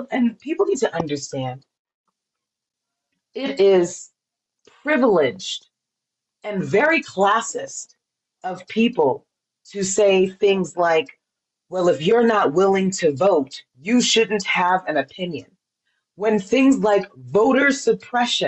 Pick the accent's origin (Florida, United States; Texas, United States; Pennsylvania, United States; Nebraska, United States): Florida, United States; Miami; I was born in Miami